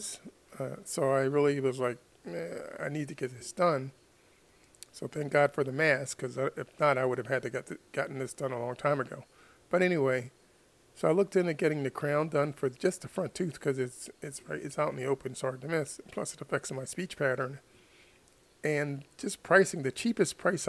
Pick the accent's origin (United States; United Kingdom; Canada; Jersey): United States; as an American